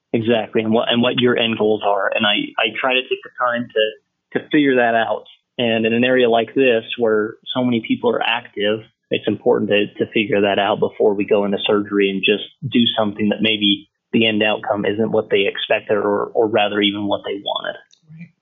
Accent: Idaho, United States; moved away as an adult; now in Montrose, United States; I'm from Idaho

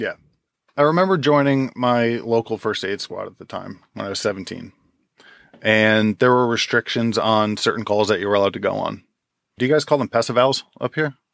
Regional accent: Jackson, New Jersey, United States; also born or lived in Forked River, New Jersey; I grew up in Jackson

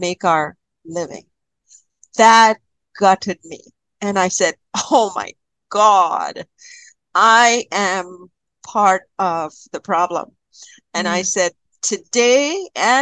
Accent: Kerala, India; now in Canada; I was born and raised in Kerala, and my grandparents used to take me to this amazing temple.

